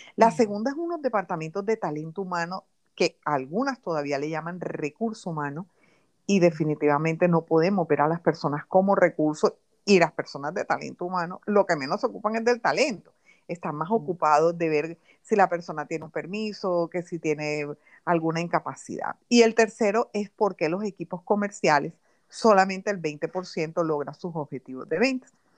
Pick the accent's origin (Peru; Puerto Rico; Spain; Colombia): Colombia; Barranquilla, Atlántico; also born or lived in London, United Kingdom; soy colombiana del alma, siempre he vivido en Colombia